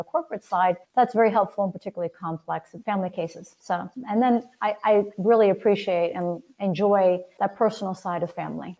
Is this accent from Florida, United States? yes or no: yes; Miami, Florida, United States; I'm actually born and raised in Miami. I'm one of the rare native Floridians